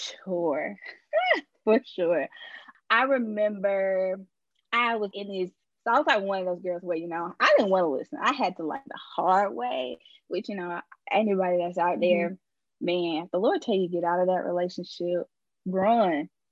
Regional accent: Colombia; I'm from Colombia. Born and raised here.

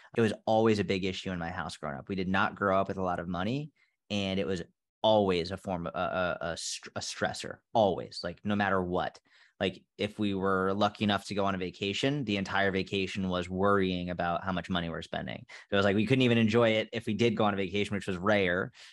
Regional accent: outside of Boston, Massachusetts, United States; I grew up outside of Boston, Massachusetts

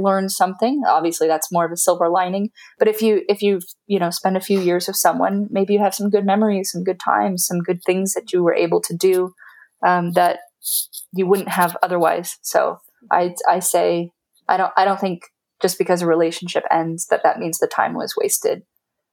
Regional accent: California, United States; from my background as a Californian, as an American

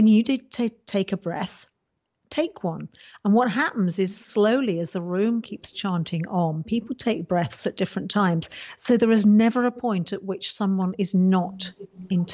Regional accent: United Kingdom

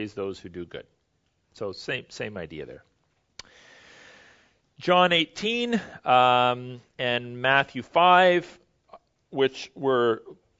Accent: Canada

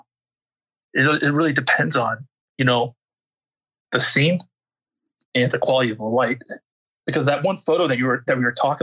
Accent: United States; I'm not like really your typical American either, you know. You know, I'm Korean American

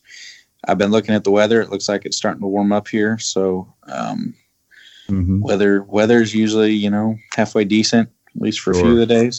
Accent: Fort Wayne, Indiana, United States; moved away; I'm from Fort Wayne, Indiana

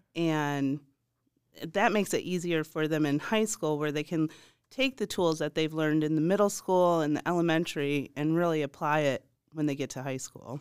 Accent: Michigan, United States; moved away; I'm originally from Michigan, and I married a man from Eastern Green

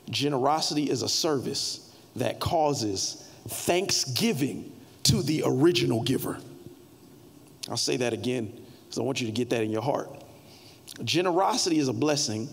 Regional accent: Carol City, Florida, United States; I was born in Carroll City. So I barely speak English well.

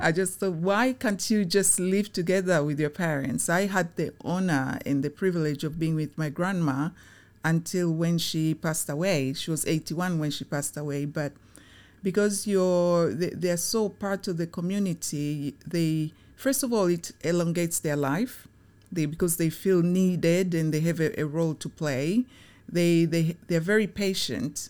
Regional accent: Tanzania; now in United Kingdom; I was born in Tanzania during the time when it was very positive

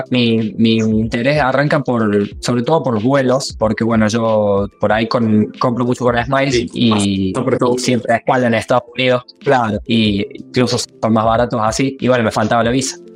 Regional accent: Argentina; now in New Zealand; Yo tengo ANZ eh, y vine con turno desde Argentina.

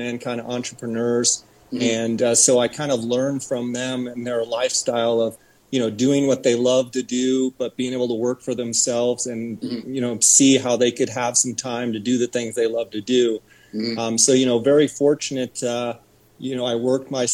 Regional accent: Arizona, United States; also born or lived in Visalia, California; very, very shortly after I was born, we moved back to Arizona. I come from a ranching family, and I've been in Arizona since

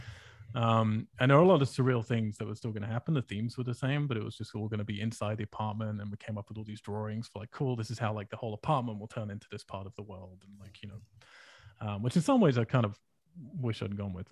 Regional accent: England, United Kingdom; moved away as an adult; now in United States; if I go back to England

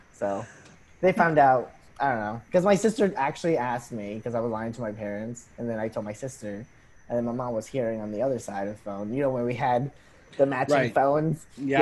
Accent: Falls Church, Virginia, United States; also born or lived in Arlington / Peru; I am from Arlington. Well, I was born in Arlington, but I was raised in Falls Church. But before that, I was raised in Peru.

